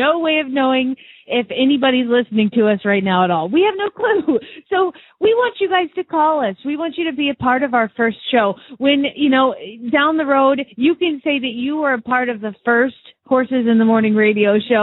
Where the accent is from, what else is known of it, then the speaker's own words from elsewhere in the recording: the South, United States; now in Phoenix, United States; I'm from the South